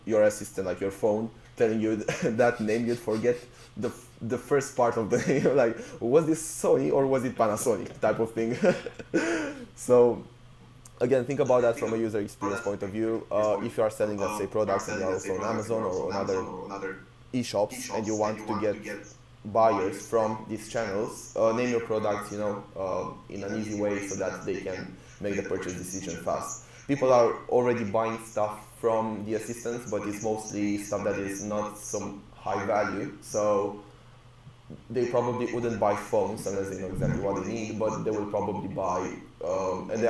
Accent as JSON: {"language": "English", "country": "Romania", "moved": "as an adult", "lives_now": "United Kingdom", "said": "I came to the UK to study originally. So I was from Romania where, you know, I had a band"}